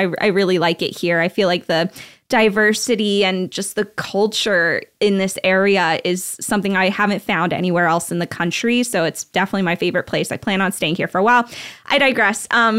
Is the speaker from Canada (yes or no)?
no; Belgium; born there; I grew up overseas, actually. So I grew up everywhere. My mom is Belgian. So I was born in Belgium and my dad's American.